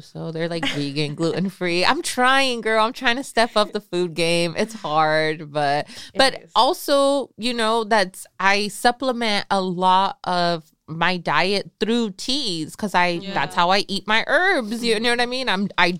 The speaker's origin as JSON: {"language": "English", "region": "Michoacán", "country": "Mexico", "said": "I'm from Michoacan."}